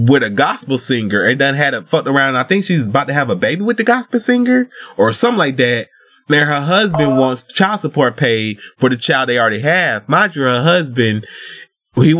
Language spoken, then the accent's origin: English; the South, United States; I'm Southern. Because I'm from the South